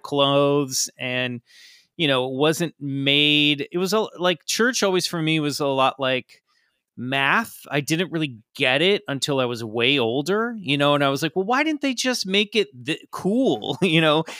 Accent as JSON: {"language": "English", "region": "Kansas", "country": "United States", "tie": "born or raised there", "said": "I grew up in Kansas in the suburbs"}